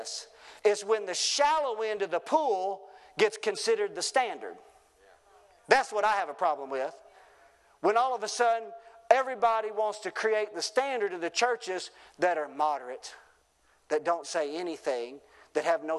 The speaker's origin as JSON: {"language": "English", "town": "Wilburn", "region": "Arkansas", "country": "United States", "tie": "born or raised there", "also_born_or_lived": "Shirley, Arkansas", "said": "born and raised in Wilburn and pastored up in Shirley"}